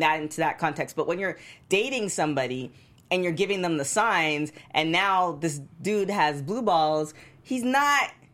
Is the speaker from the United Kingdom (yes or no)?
no; Canada; moved away as an adult; I was from Canada, I was so far away from home